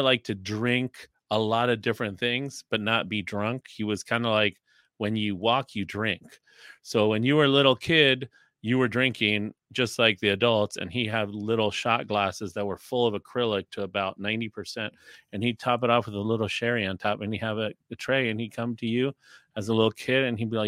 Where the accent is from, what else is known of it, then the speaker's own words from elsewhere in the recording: Mexico City, Mexico; also born or lived in Pittsburgh / Mazatlan; now in California, United States; growing up in Mexico, I grew up in Mexico City. I went to elementary school in Mexico City.